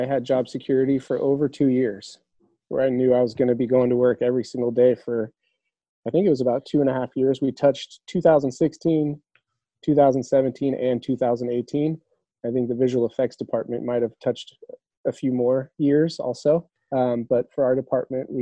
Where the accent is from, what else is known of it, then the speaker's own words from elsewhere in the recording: Los Angeles, California, United States; I was born and raised in Hollywood, pretty much. I mean, Tarzana, California, which is just in the valley there.